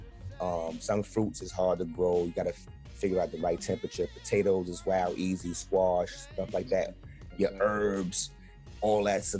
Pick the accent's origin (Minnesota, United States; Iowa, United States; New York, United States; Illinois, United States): New York, United States; New York City; also born or lived in Jamaica, Queens / Crown Heights, Brooklyn; I'm from Brownsville